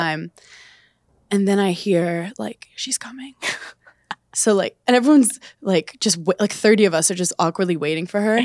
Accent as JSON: {"language": "English", "town": "Brooklyn", "region": "New York", "country": "United States", "said": "I'm from Brooklyn"}